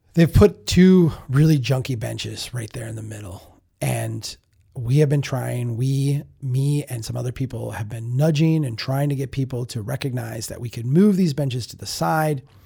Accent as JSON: {"language": "English", "town": "Brainerd", "region": "Minnesota", "country": "United States", "tie": "born or raised there", "said": "Brainerd, my hometown"}